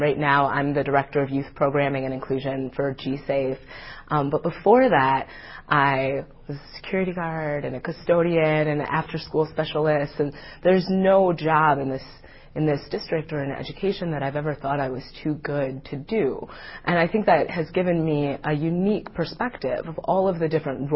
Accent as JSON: {"language": "English", "town": "Madison", "region": "Wisconsin", "country": "United States", "tie": "born or raised there", "said": "I grew up in Madison, Wisconsin, and I went to public school here from kindergarten to graduation"}